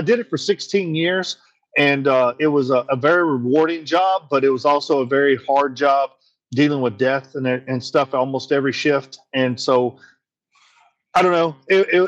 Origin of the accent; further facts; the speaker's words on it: Hopkinsville, Kentucky, United States; moved away as an adult; also born or lived in Bowling Green, Kentucky; now in Nashville, United States; I was born and raised in Christian County, Kentucky, which is right outside of Hopkinsville, Kentucky